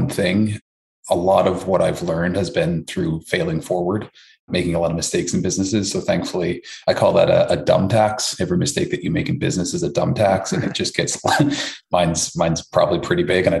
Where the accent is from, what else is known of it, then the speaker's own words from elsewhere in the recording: Newfoundland and Labrador, Canada; moved away as an adult; also born or lived in Toronto; originally from Newfoundland, Canada